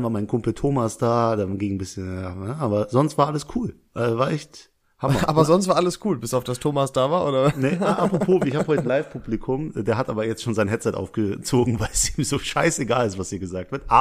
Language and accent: German; Pakistan; Ich bin selber Pakistaner, ich wollte nur fragen.